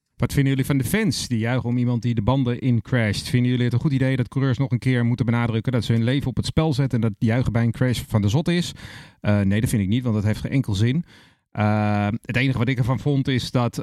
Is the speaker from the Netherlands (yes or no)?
yes; Netherlands; we met z'n allen als Nederlander